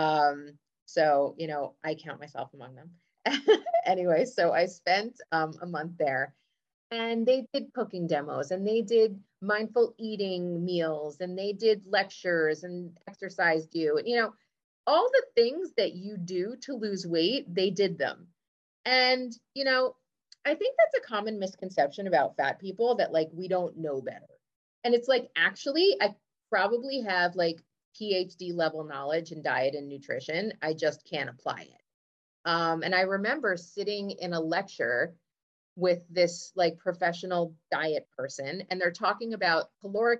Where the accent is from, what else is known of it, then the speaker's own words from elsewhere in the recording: United States; I grew up in America